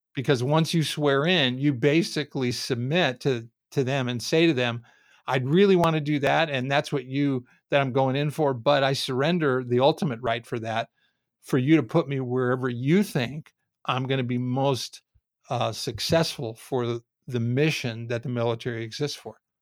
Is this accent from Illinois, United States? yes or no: no; Southern California, United States; I grew up in Southern Cal, basically from the time I was four years old